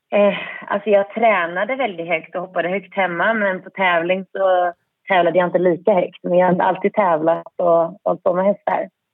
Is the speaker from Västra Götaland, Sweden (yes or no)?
yes; Särö, Västra Götaland, Sweden; jag är uppväxt i Säre